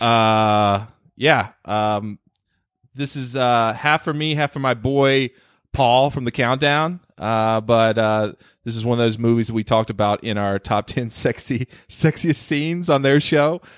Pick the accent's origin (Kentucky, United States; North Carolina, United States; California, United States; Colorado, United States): North Carolina, United States; I grew up in North Carolina.